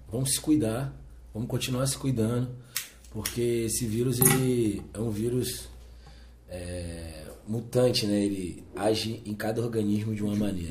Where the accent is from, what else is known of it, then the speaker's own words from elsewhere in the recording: Rio de Janeiro, Brazil; sou natural do Rio de Janeiro, é, sou carioca da gema.